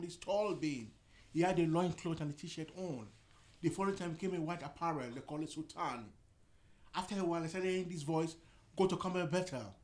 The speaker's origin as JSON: {"language": "English", "country": "Nigeria", "tie": "born or raised there", "moved": "as an adult", "lives_now": "United Kingdom", "said": "I was born in this part of the world, but I grew up in Africa, Nigeria."}